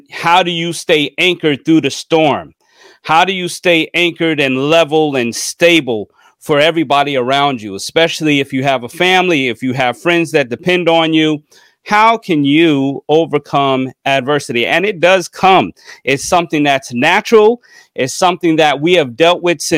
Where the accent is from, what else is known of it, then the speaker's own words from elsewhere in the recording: United States; I'm from New York, New Jersey